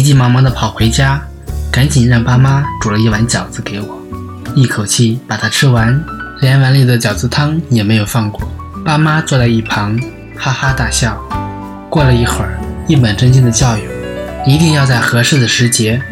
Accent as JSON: {"language": "Chinese", "region": "northern China", "country": "China", "tie": "born or raised there", "said": "小的时候在老家"}